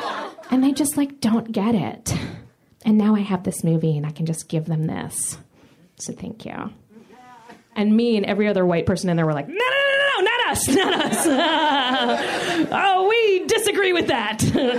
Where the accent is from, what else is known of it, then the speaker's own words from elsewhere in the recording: Florida, United States; I am from Florida.